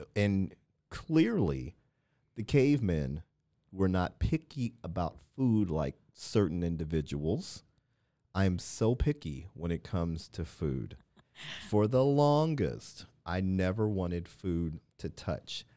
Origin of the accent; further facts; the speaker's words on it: Midwest, United States; moved away; I grew up in the Midwest